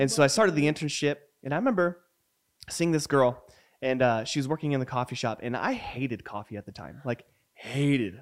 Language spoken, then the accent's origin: English; New Mexico, United States; moved away; also born or lived in Puyallup, Washington; growing up in New Mexico